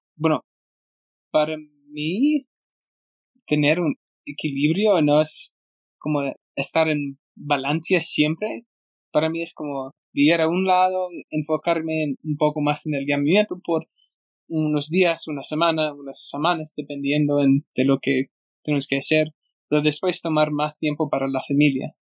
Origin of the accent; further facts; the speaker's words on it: United States; Spanish is a second language; also born or lived in Argentina; soy muy gringo